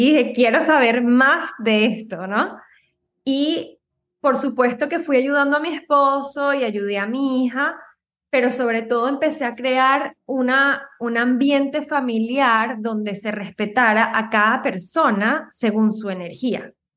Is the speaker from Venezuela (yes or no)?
yes; Venezuela; moved away as an adult; now in United States; yo soy de Venezuela.